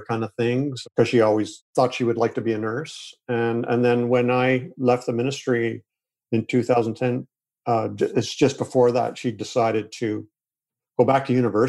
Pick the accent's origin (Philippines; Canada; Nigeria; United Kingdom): Canada; moved away as an adult; also born or lived in Springfield, Missouri; I'm Canadian